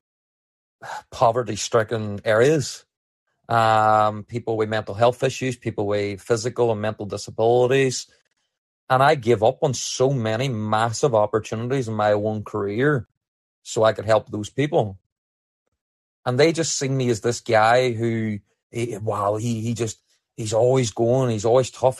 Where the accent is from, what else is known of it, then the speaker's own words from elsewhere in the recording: Northern Ireland, United Kingdom; as a kid, growing up in Northern Ireland